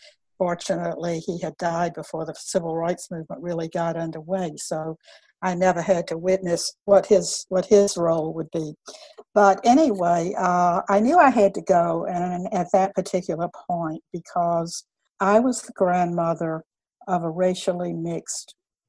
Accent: Columbus, Georgia, United States; I grew up in Columbus, Georgia, in the 40s and the 50s

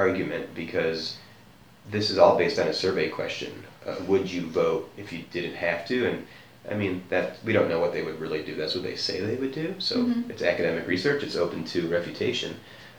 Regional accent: United States; as an American

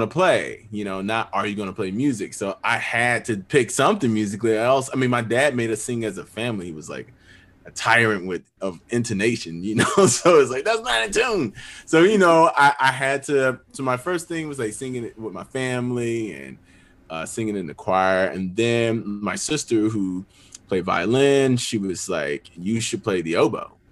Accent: Pensacola, Florida, United States; now in Nashville, United States; I'm from Pensacola, Florida. Uh, I'm the youngest of six kids, very musical family. Uh, grew up pastor's kid

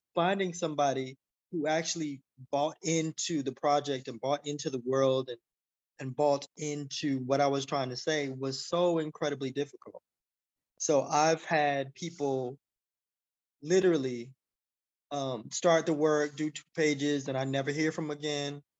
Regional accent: Miami, Florida, United States; I was poor kid from Miami

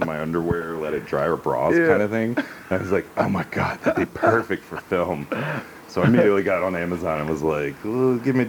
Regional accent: Hoover, Alabama, United States; From Birmingham. I grew up in Hoover. For people who aren't from Alabama, Hoover's a suburb

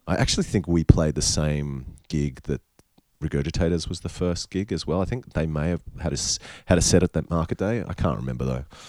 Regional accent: North Queensland, Australia; also born or lived in Sydney, New South Wales / Mackay, Queensland / Cairns, Queensland; I was born in Sydney in Paddington in the Women's Hospital and I lived there for the first 3 or 4 years of my life. Then I think they moved moved to uh, Cairns, my parents. Uh-huh. Um, and oh no, sorry, Mackay, so really North Queensland

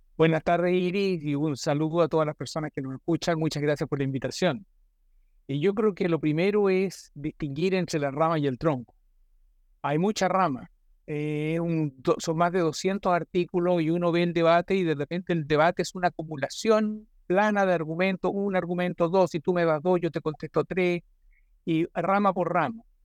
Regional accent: Chile; somos todos buenos chilenos

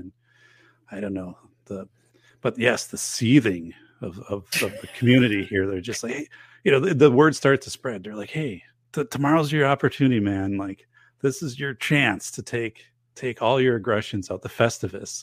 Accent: northern Wisconsin, United States; moved away; I'm going back to my hometown, um, up in northern Wisconsin

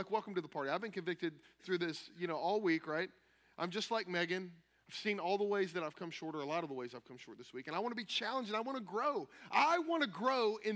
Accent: Kentucky, United States; I'm from Kentucky.

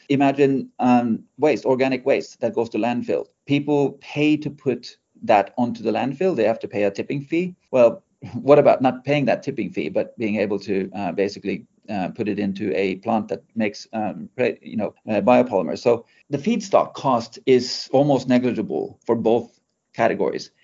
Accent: Norway; now in United Kingdom; we are based in the UK. Um, I'm originally from Norway

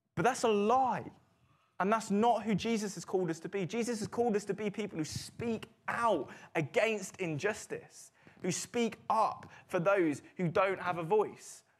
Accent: United Kingdom; we're British

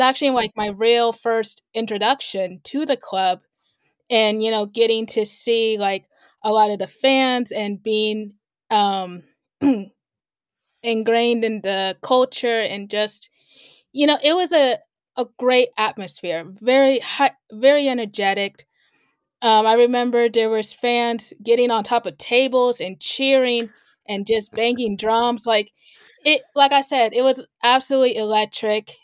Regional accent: Kansas City, United States; now in Los Angeles, United States; I am originally from Kansas City and currently based here right now

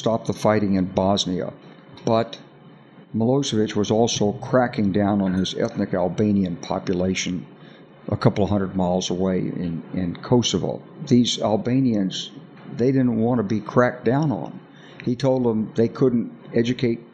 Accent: Arkansas, United States; I'm from Arkansas. You know, I grew up with guns

